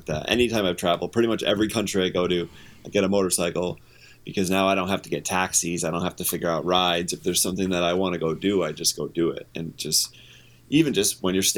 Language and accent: English; United States; I'm an American